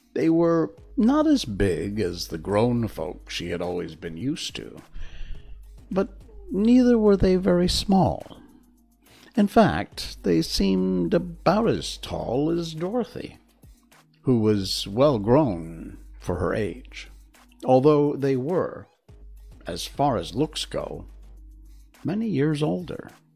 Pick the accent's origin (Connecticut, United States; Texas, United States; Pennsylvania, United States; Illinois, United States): Connecticut, United States; moved away as an adult; also born or lived in Key West, Florida; born in Connecticut, lived there my entire life rarely went further than New York City or Boston